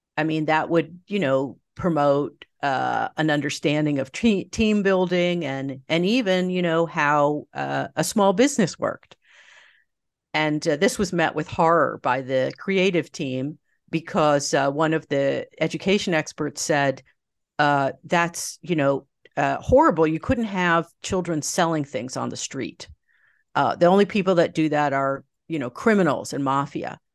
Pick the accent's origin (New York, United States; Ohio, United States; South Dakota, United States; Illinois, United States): New York, United States; just outside; grew up just outside New York, about, uh, thirty minutes north